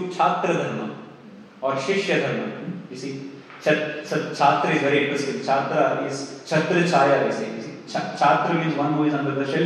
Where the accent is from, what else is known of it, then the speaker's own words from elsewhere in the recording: Australia; As an Australian, I have a different dharma.